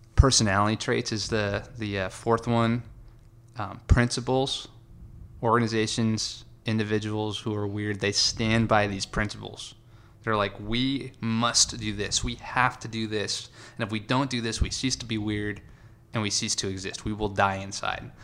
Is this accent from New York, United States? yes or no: yes; Long Island, New York, United States; moved away as an adult; also born or lived in California; I loved growing up in New York.